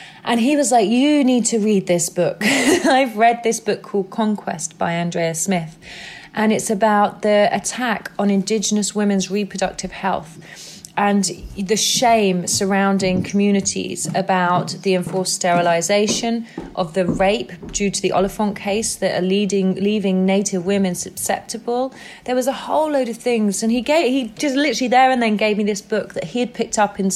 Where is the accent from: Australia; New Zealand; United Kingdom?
United Kingdom; England; I'm white and I'm from England